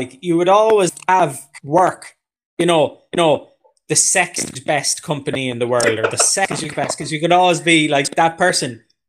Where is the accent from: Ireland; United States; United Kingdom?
Ireland; Galway, Connacht; Yeah, so it's West Side Galway in Galway City.